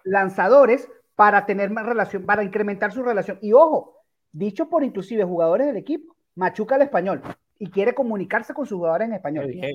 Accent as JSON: {"language": "Spanish", "country": "Venezuela", "said": "Y no solamente somos los venezolanos"}